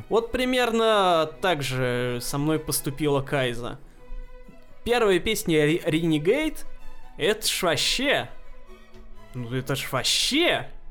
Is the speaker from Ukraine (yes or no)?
no; Russia; картины маленьких городков наших, русских